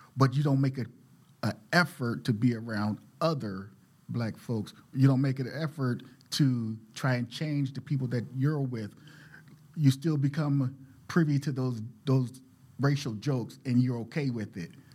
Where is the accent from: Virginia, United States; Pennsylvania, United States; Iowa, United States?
Pennsylvania, United States; Philadelphia; moved away as an adult; now in Portland, United States; I'm from West Philadelphia